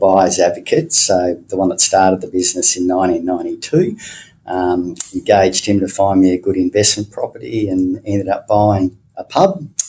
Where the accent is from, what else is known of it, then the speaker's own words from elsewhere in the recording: Tasmania, Australia; Fantastic. Love Tassie. People are great. Lots of places to see. Cascade Draft was very tasty. It was a good place to grow up in. Loved living there.